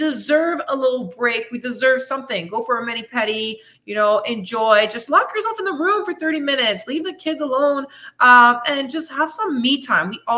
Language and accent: English; Canada; moved away as an adult; also born or lived in Belgium; now in Tulum, Mexico; I'm from Canada, originally from Belgium. And I just picked up my shit and left at 33 years old.